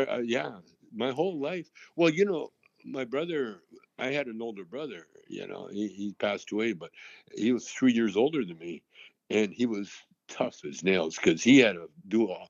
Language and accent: English; Calgary, Alberta, Canada; also born or lived in Vancouver; now in Los Angeles, United States; I grew up in Calgary, Alberta